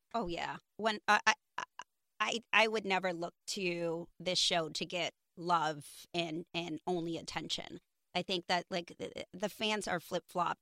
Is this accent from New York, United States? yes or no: yes; New York, United States; I grew up in New York